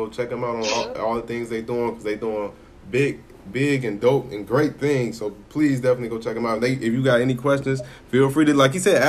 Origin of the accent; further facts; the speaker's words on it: Chicago, Illinois, United States; I grew up in Chicago, so I was born in 93.